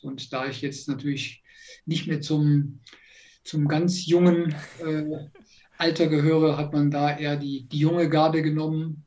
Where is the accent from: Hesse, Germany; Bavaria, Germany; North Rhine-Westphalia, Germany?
North Rhine-Westphalia, Germany; Alsdorf; now in Ingolstadt, Germany; ich bin ja gebürtig aus der Nähe von Aachen, also aus Alsdorf, äh, dort bin ich ja aufgewachsen